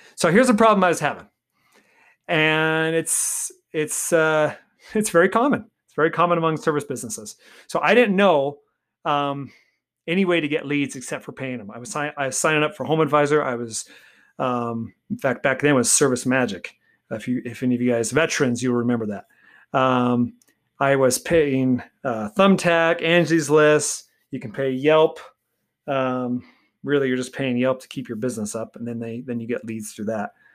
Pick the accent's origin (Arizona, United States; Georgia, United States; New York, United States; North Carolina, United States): Arizona, United States; Golden Valley; I grew up in Golden Valley, Arizona